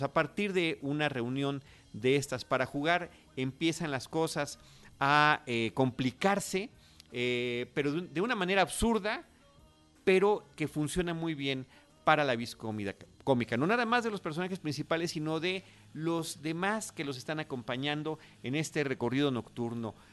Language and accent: Spanish; Mexico; nuestra cinematografía mexicana